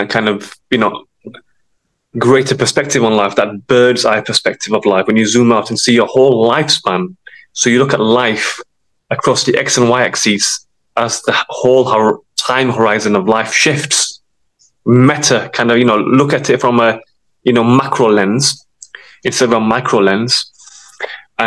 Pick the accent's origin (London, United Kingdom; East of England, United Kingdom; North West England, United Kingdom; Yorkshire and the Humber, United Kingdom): Yorkshire and the Humber, United Kingdom; Sheffield; I'm from Sheffield.